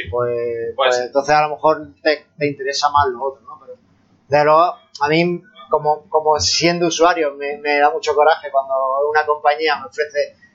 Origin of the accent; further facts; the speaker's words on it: Andalusia, Spain; accent: Andalusian (Almería); yo hablo almeriense andaluz